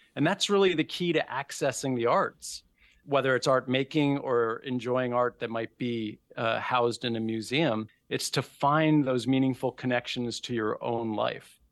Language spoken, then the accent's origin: English; New York City, New York, United States; moved away; I grew up in New York City